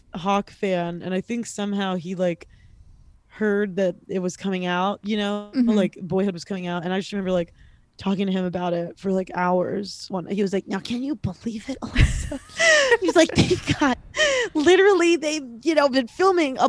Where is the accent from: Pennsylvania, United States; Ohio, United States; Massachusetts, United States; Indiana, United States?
Pennsylvania, United States; Pittsburgh; also born or lived in Texas; now in Los Angeles, United States; I'm from Pittsburgh